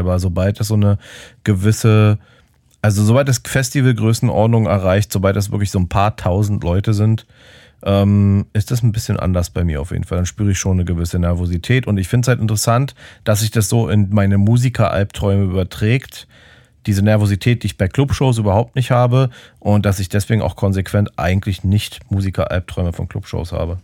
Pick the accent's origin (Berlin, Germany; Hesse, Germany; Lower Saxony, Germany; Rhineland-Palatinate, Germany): Berlin, Germany; als Berliner